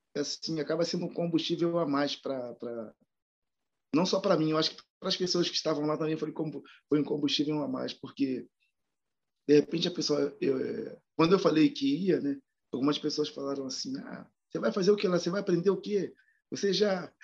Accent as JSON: {"language": "Portuguese", "region": "Rio de Janeiro", "country": "Brazil", "moved": "as an adult", "lives_now": "São Paulo, Brazil", "said": "eu sou carioca, né? Mas eu moro há oito anos no, em São Paulo"}